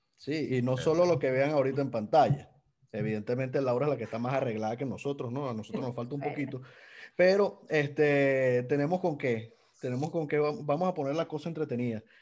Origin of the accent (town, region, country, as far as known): Venezuela